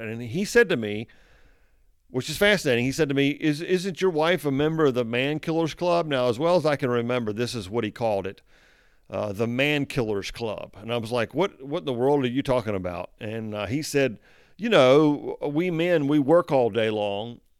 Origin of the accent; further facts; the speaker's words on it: United States; I am an American